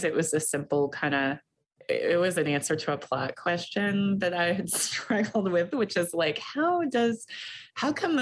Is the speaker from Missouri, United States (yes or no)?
no; Kentucky, United States; now in Michigan, United States; I grew up in Kentucky, and for a long time I thought Kentucky was home